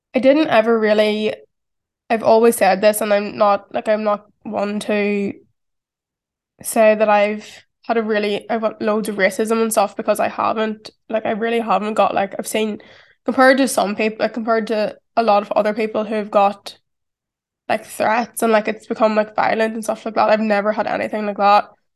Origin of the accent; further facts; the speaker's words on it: County Tyrone, Northern Ireland, United Kingdom; accent: strong Irish; moved away as an adult; now in London, United Kingdom; I grew up in County Tyrone in Ireland.